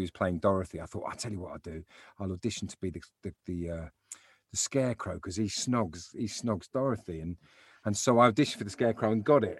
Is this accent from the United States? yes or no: no; London, United Kingdom; I grew up in South London